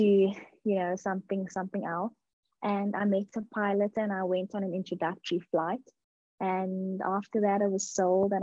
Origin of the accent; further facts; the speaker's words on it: Grahamstown, Eastern Cape, South Africa; now in Pretoria, South Africa; I'm originally from Grahamstown in Eastern Cape, but I live in Pretoria now.